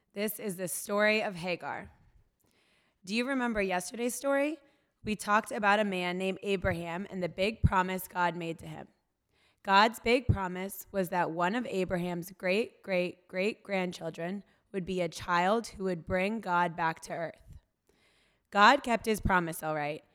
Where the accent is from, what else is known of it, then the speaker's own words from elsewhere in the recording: North Carolina, United States; moved away as an adult; now in New York, United States; I grew up in North Carolina, and, uh, after I graduated college, I moved to New York